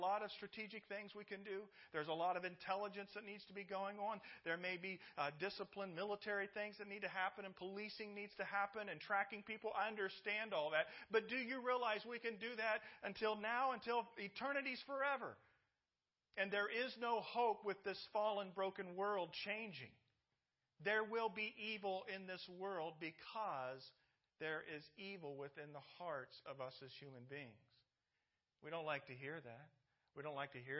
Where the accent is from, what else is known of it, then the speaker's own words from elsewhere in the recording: Indianapolis, Indiana, United States; moved away; I'm from Indianapolis, Indiana.